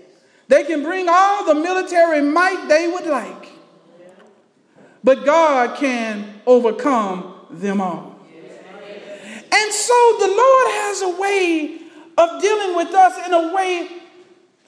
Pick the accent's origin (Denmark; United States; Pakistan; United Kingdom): United States; Texas; growing up in Texas. As a little boy, I would be out in the fields working with my dad